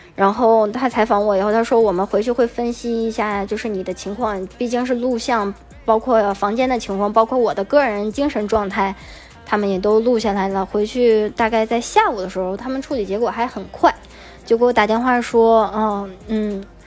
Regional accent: China; moved away; 作为中国人

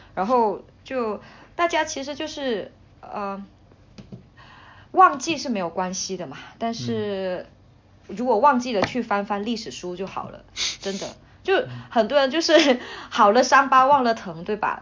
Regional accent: Hainan, China; moved away as an adult; also born or lived in Chongqing / Beijing; 我从小在海南长大 ，呃，嗯。之后我又去重庆读书，再之后我在北京工作

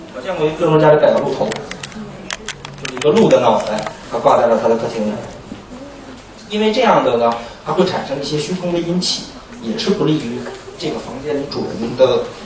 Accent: China; 我们中国人的房子一般都是有一个玄关

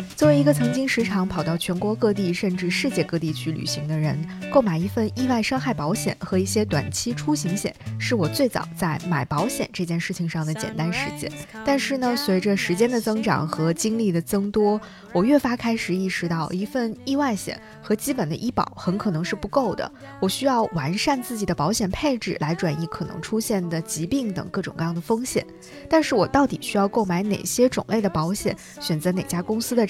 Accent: China; 这样一个在地理位置上离我如此之近的城市，或者说离我的家乡如此之近的城市

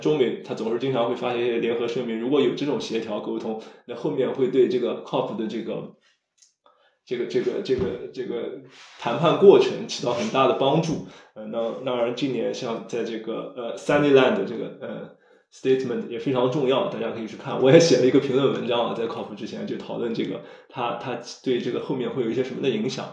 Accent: China

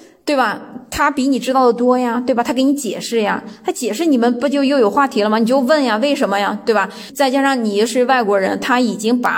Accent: China; now in Germany; 虽然我是一个中国人，虽然我的语言没有当地母语人的那么溜，

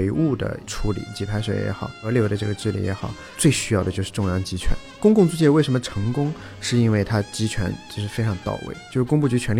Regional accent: Shanghai, China; 因为我是上海人

